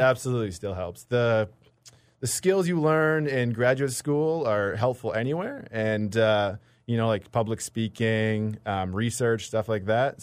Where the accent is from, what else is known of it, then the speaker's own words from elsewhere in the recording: British Columbia interior, Manitoba, Canada; moved away as an adult; also born or lived in Toronto; now in Winnipeg, Canada; I grew up in Manitoba a little bit, grew up in B C. uh, in the interior.